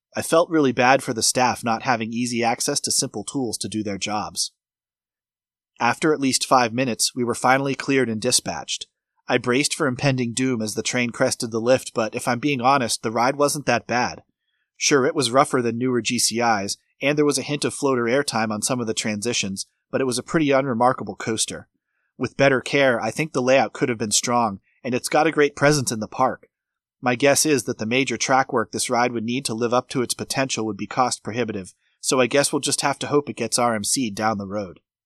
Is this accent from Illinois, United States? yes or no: no; Massachusetts, United States; now in Florida, United States; Massachusetts to spend time with family and friends where I grew up